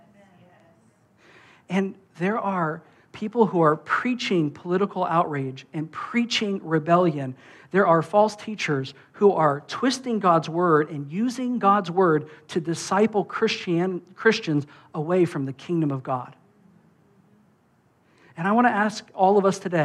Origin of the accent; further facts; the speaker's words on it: United States; I'm an American